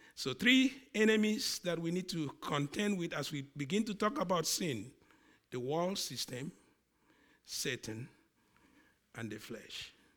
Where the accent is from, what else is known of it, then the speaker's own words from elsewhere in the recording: Nigeria; accent: Nigerian; my accent, the Nigerian one, comes on.